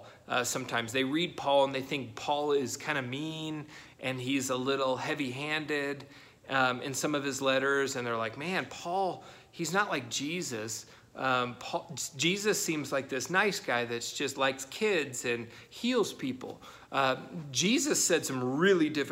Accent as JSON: {"language": "English", "country": "United States", "said": "us as Americans"}